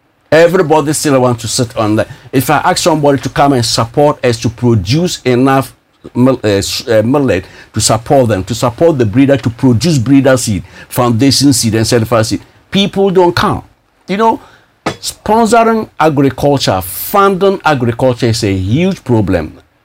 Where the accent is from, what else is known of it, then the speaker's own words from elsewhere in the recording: Russia; when I came from Russia. We're able to release 5 excellent millet varieties, which is unprecedented in the annals of research when it comes to early millet. And millet is the most nutritious, if not buckwheat, we call it in Russian, grichiha.